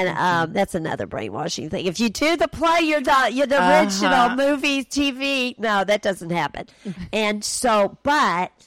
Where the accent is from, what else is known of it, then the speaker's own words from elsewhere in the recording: East Tennessee, United States; I'm from East Tennessee